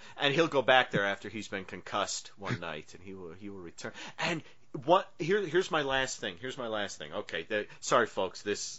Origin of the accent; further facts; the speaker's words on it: the North, United States; I'm a Northerner.